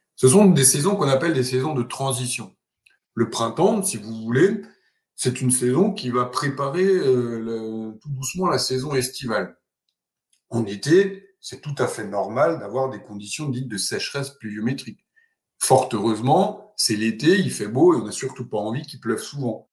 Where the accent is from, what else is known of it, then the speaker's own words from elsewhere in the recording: Alsace, Grand Est, France; moved away as an adult; also born or lived in Marseille; J'ai commencé mes études à l'université de Strasbourg, puisque je suis né en Alsace